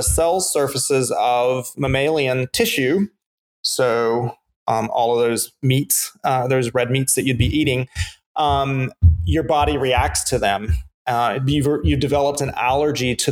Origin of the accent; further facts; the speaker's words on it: the South, United States; as a good Southerner